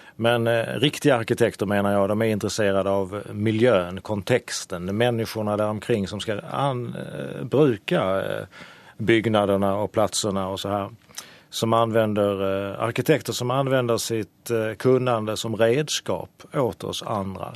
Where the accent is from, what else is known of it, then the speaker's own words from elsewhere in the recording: Sweden; i mitt hemland Sverige